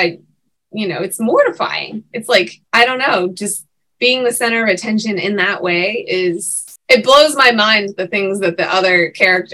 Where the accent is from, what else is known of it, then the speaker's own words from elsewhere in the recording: Pittsburgh, Pennsylvania, United States; the Tall Family Theater in Pittsburgh, which is my hometown